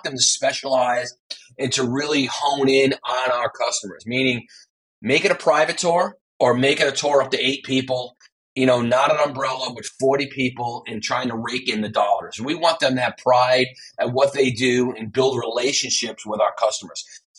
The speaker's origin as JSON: {"language": "English", "region": "Veneto", "country": "Italy", "tie": "born there", "lives_now": "Naples, Italy", "said": "I was born in Veneto, but now I live in Naples for the last 6 years."}